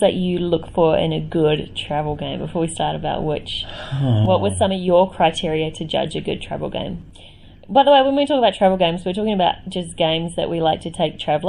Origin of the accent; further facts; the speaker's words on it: Australia; we're Australian